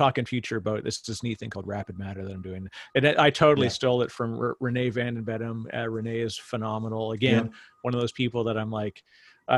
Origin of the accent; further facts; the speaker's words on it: Canada; I'm Canadian